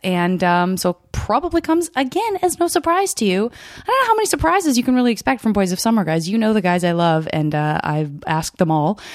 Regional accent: Arizona, United States; I'm from Arizona.

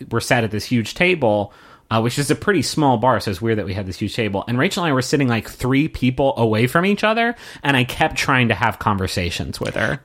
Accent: Huntington, West Virginia, United States; moved away as an adult; now in Austin, United States; Huntington, West Virginia, my hometown

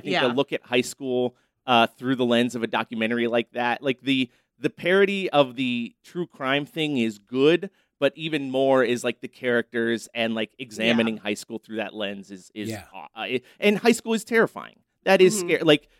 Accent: Erie, Pennsylvania, United States; I grew up in Erie, Pennsylvania, so it was always cold around Halloween, like very cold.

